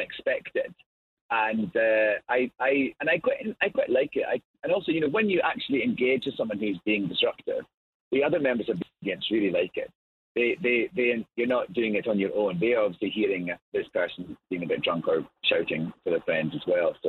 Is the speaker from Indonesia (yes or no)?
no; Scotland, United Kingdom; accent: Scottish brogue; I'm Scottish